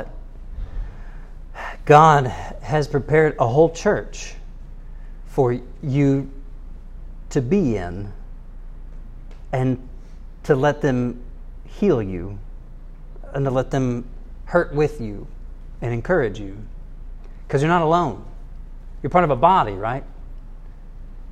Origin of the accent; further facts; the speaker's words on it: United States; I'm an American